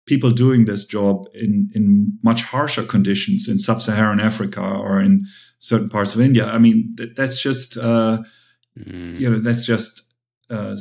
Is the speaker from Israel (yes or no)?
no; Germany; English is a second language; moved away as an adult; also born or lived in United States; I'm half Korean, half German. I grew up in Germany.